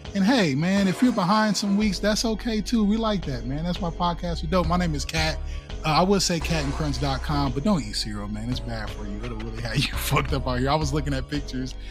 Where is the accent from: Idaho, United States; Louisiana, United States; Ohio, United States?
Ohio, United States; Columbus; I was born and raised in Columbus